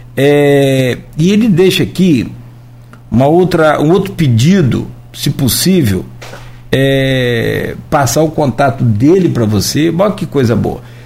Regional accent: Italva, Rio de Janeiro, Brazil; não tinha jongo em Italva na minha infância, eu sou de Italva

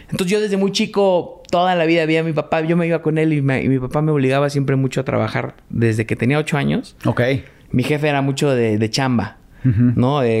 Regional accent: Mexico; also born or lived in Boston, United States; toda mi vida viví aquí en México.

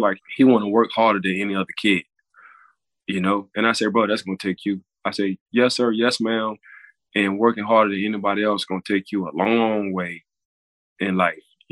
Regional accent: New Orleans, Louisiana, United States; now in Florida, United States; So I'm from New Orleans

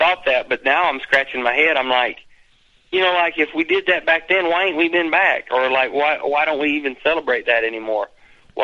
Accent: St. Louis, Missouri, United States; I'm from the Lou

